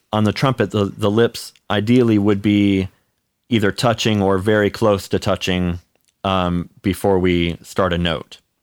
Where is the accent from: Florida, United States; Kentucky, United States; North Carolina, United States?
North Carolina, United States; Charlotte; also born or lived in Cleveland, Ohio; half of my life I grew up in Cleveland, and then the other half I grew up in, uh, Charlotte, North Carolina